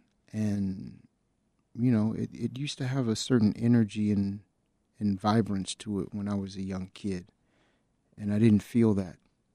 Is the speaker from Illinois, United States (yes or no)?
yes; Chicago, Illinois, United States; I grew up on the South Side of Chicago, born and raised not that far from where we're building the studio.